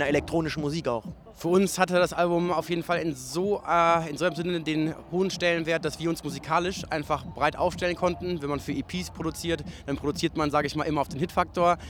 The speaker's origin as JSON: {"language": "German", "town": "Cologne", "region": "North Rhine-Westphalia", "country": "Germany", "said": "als Kölner"}